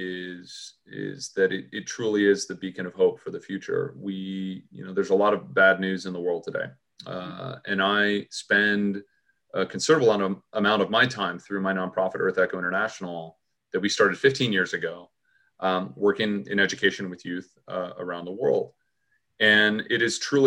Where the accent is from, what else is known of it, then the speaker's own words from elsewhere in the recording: Los Angeles, California, United States; I was born here in Los Angeles. And so my life growing up was, again, probably a lot more normal than most people would expect